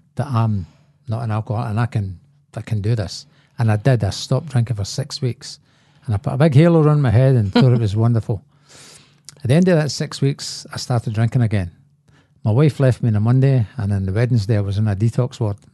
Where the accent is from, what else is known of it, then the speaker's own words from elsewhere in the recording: Glasgow, Scotland, United Kingdom; I was born in Glasgow and, uh, there was a lot of alcoholism in my family